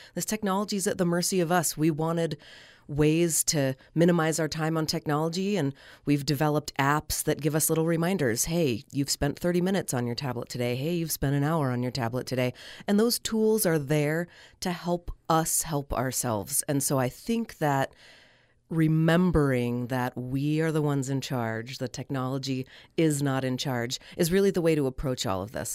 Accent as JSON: {"language": "English", "region": "Northern California", "country": "United States", "tie": "born or raised there", "moved": "as an adult", "lives_now": "Logan, Utah, United States", "said": "I moved here from Northern California, where I was born and raised"}